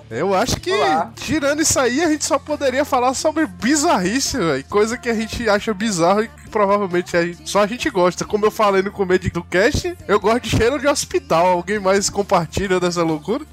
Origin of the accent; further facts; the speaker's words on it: Northeast Region, Brazil; eu sou muito nordestino